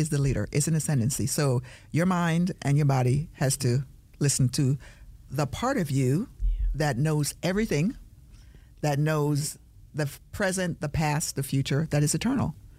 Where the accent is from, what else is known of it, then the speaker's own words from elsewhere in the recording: Jamaica; I'm a Jamaican